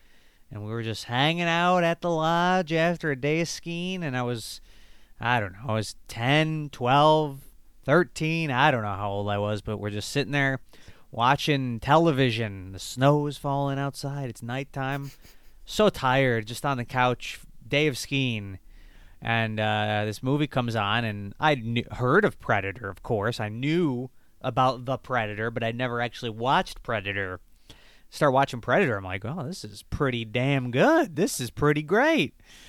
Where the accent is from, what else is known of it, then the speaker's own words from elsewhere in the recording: Michigan, United States; I'm from Michigan, and it was, we were up north in Michigan, so obviously that is part of the United States. But being in being in Michigan, we are very close to Canada